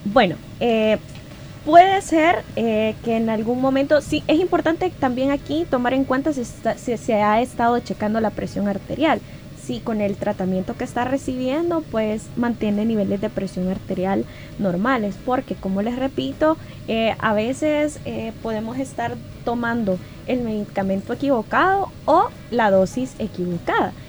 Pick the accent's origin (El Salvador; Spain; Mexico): El Salvador